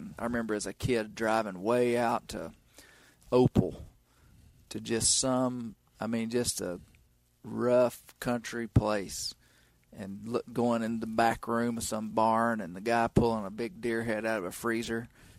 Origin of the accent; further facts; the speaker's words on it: Mena, Arkansas, United States; moved away as an adult; So James is from the town that I grew up in the Washita Mountains of Western Arkansas. And I really didn't know James growing up. I've only lived in that town until I was 18 and ended up going to college and left and stuff.